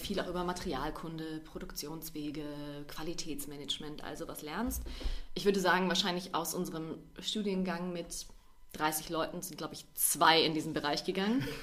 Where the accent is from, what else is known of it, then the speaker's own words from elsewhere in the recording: Bavaria, Germany; also born or lived in Hannover; ich wohne schon sehr, sehr lange hier ja. in Bayern, seit ich ähm, fünf bin